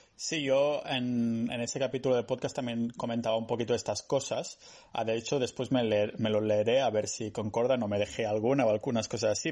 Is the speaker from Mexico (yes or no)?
no; Spain; now in Estonia; los que somos de España como que echamos de menos el sol, ¿no? Yo aquí en Estonia